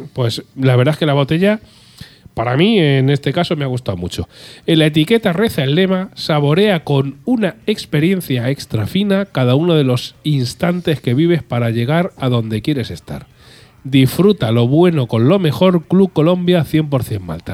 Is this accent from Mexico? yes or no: no; Spain; ya soy español